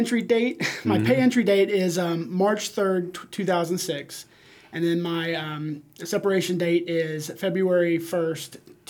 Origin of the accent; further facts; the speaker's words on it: Kentucky, United States; Northern Kentucky.